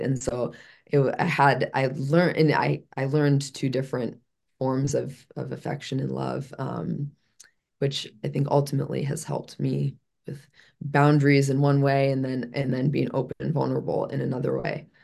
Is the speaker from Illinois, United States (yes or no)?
yes; Chicago, Illinois, United States; moved away; I'm originally from Chicago